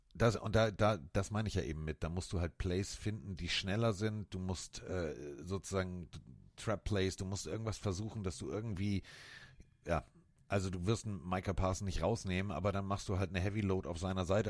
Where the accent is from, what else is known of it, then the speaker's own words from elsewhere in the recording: Northern Germany, Germany; für mich als Norddeutscher